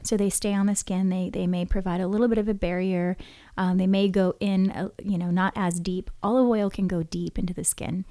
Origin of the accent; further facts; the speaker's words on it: Hawaii, United States; growing up in Hawaii